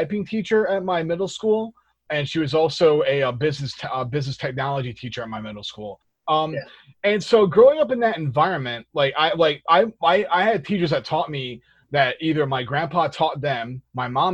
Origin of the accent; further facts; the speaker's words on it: Shelton, Connecticut, United States; I grew up in Shetland, Connecticut